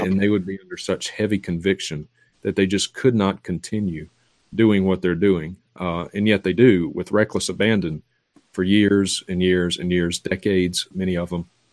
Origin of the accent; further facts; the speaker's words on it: Vicksburg, Mississippi, United States; my hometown at the time, uh, Vicksburg, Mississippi